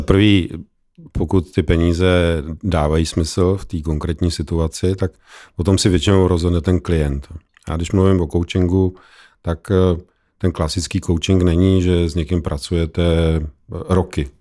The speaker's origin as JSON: {"language": "Czech", "country": "Czechia"}